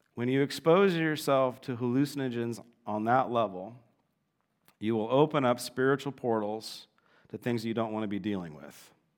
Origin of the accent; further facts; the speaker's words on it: Southern California, United States; growing up in Southern California